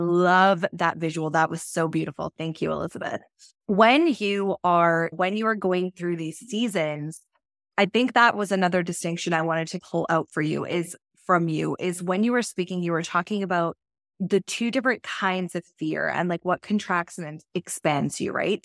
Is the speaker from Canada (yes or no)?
yes; Canada; I'm Canadian